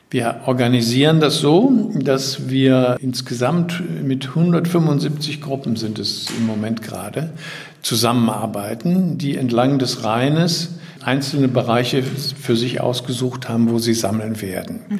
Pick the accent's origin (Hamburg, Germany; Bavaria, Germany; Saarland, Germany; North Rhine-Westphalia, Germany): North Rhine-Westphalia, Germany; Düsseldorf; ich stamme aber ursprünglich aus Düsseldorf